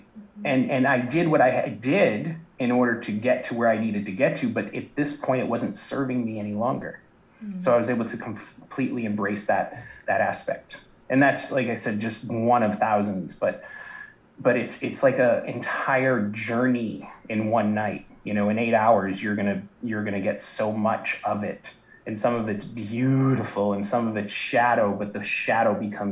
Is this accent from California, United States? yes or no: no; south of Boston, Massachusetts, United States; I grew up in the East Coast, Boston, south of Boston, very blue collar town